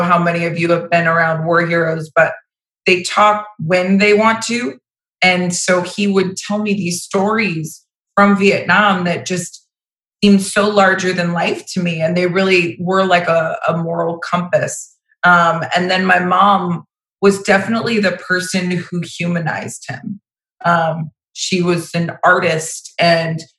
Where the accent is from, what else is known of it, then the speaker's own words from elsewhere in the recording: Vero Beach, Florida, United States; I was born in Vero Beach, Florida. So I'm an actual Florida native.